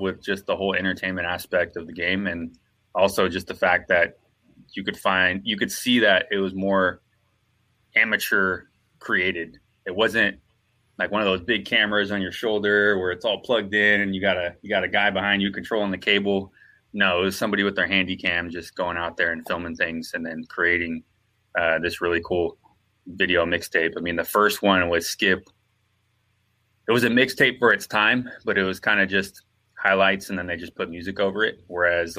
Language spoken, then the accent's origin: English; Santa Rosa, California, United States; now in Southern California, United States; I'm originally from Santa Rosa, California, which is about 40 minutes north of San Francisco, up in Northern California